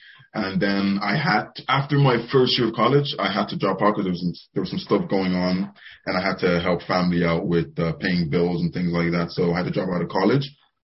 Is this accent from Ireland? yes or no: yes; Ireland; also born or lived in Nigeria / England; I am 22 from so basically I was born in Nigeria. So I lived there for a few years. Then I moved over to England with my family. And then we moved to Ireland back in 03, I believe.